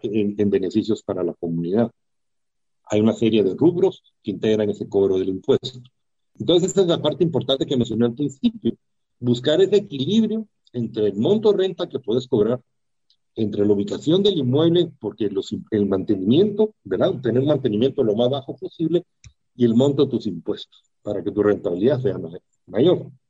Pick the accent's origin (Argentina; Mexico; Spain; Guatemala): Guatemala; yo como guatemalteco, inversionista